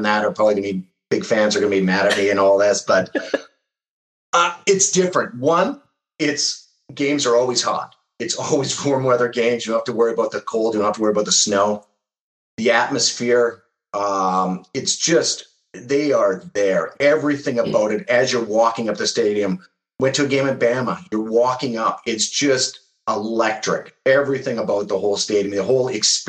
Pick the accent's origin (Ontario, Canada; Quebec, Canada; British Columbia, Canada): British Columbia, Canada; Vancouver; moved away as an adult; also born or lived in Alberta; now in Toronto, Canada; born and raised in Vancouver in a city with about 3 million people.